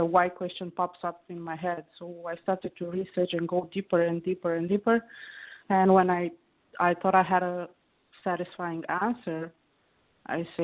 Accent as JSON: {"language": "English", "country": "Romania", "tie": "born or raised there", "said": "I'm calling from Romania. It's where I was born and grew up."}